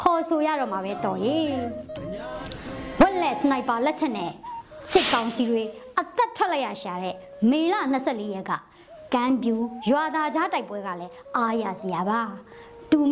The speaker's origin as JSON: {"language": "Burmese", "area": "Anya", "region": "Upper Myanmar", "country": "Myanmar"}